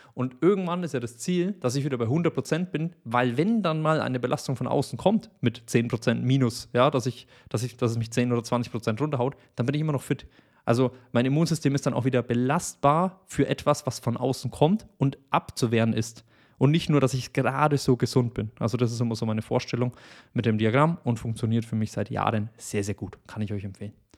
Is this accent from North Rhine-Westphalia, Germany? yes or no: no; Bavaria, Germany; ich komme aus Bayern